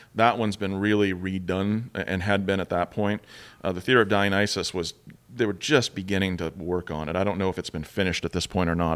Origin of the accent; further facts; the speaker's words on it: United States; sitting there as an American again